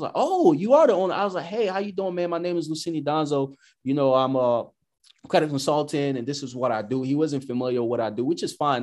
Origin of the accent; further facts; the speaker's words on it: United States; I'm American